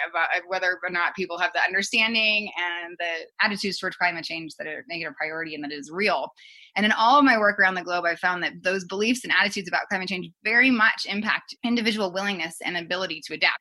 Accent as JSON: {"language": "English", "town": "Colorado Springs", "region": "Colorado", "country": "United States", "tie": "born or raised there", "said": "I grew up actually in Colorado Springs"}